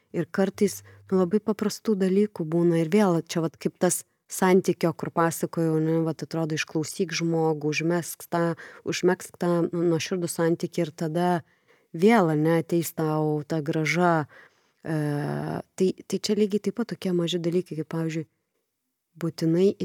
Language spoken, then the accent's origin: Lithuanian; Lithuania; mes lietuviai tokie